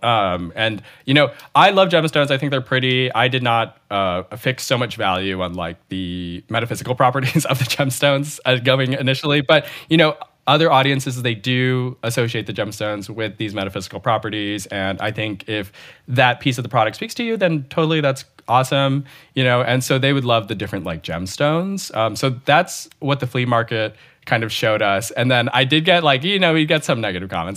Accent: Bay Area, California, United States; I'm not a transplant. I'm from the Bay Area

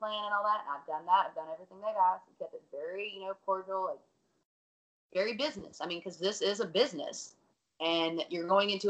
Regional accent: Alabama, United States; I'm from Alabama

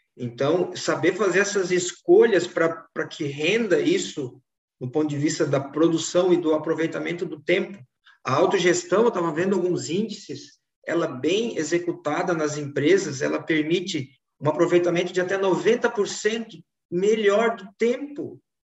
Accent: Florianópolis, Santa Catarina, Brazil; vivi em Florianópolis, estou vivendo em Florianópolis

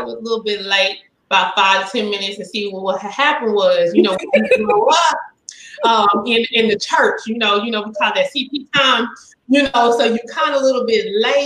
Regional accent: Kansas City, Kansas, United States; I grew up in Wyandotte County, Kansas City, and I went to Washington High School.

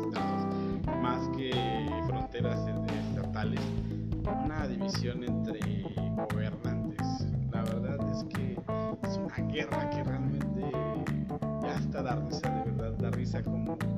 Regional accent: Hidalgo, Mexico; Yo soy mexicano, digo, en un estado que se llama Hidalgo, de la República Mexicana.

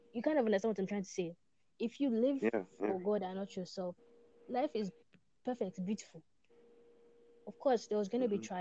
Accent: Nigeria; moved away; I'm from Africa, and lately I've forgotten that I'm Nigerian

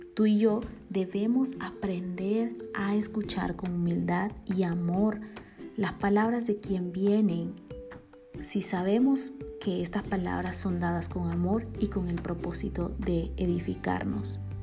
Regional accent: Bolivia; born or raised there; now in Guatemala

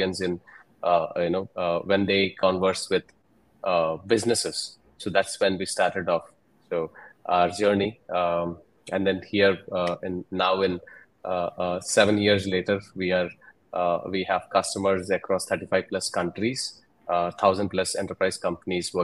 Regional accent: Hyderabad, Telangana, India; I'm from Hyderabad, India, in southern India.

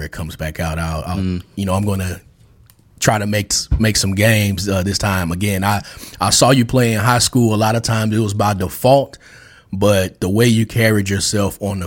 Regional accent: Memphis, Tennessee, United States; I'm from Memphis

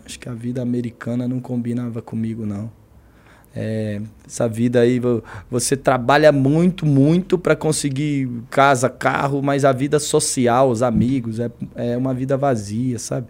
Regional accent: Brazil; also born or lived in United States

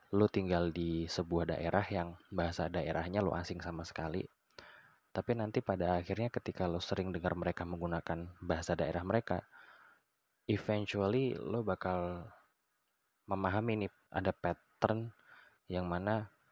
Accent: Balikpapan, East Kalimantan, Indonesia; moved away; also born or lived in Yogyakarta; gue dulu tuh di waktu gue tinggal di Balikpapan

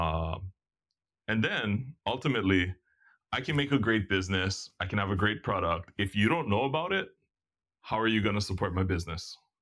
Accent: Hilo, Hawaii, United States; also born or lived in Ewa Beach, Oahu; now in Kona, United States; formative years of my childhood were over on the Hilo side

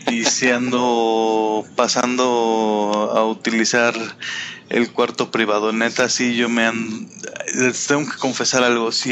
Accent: Calvillo, Aguascalientes, Mexico; soy casi oriundo de Calvillo.

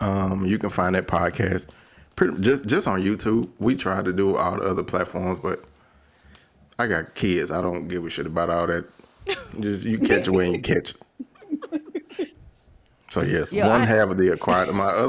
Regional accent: Louisiana, United States; where I'm from is 50-11. From the South.

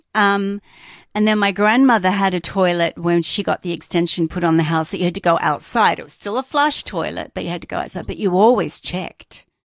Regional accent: Australia; moved away; I grew up in Australia

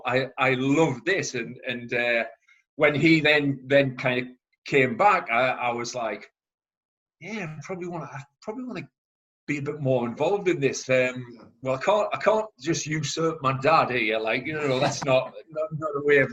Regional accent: Chester-le-Street, North East England, United Kingdom; I went back to my hometown, Chesley Street, started coaching there.

